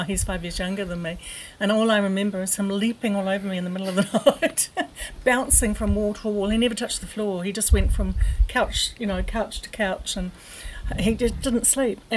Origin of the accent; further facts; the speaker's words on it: Napier, Hawke's Bay, New Zealand; I grew up in Tarradale.